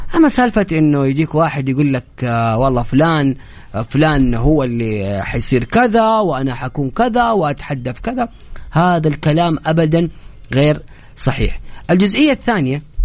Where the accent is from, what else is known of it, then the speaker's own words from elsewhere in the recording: Saudi Arabia; نحن كسعوديين